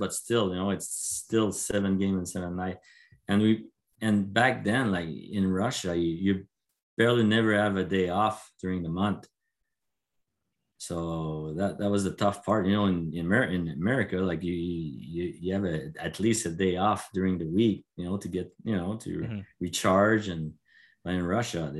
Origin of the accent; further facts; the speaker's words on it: Quebec, Canada; I'm from Quebec